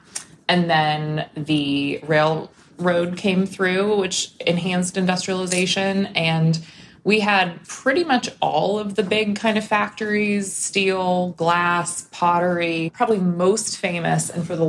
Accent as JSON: {"language": "English", "town": "Pittsburgh", "region": "Pennsylvania", "country": "United States", "tie": "born or raised there", "also_born_or_lived": "Missouri / Virginia", "moved": "as an adult", "said": "I grew up in Pittsburgh. I went to school in Missouri, spent some time at some other places, was living in Virginia, working in a museum."}